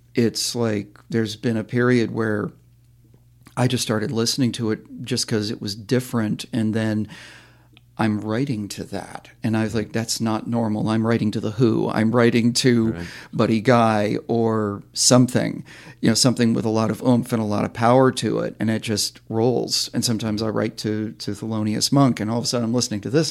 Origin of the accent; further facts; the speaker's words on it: Vermont, United States; where I grew up in Vermont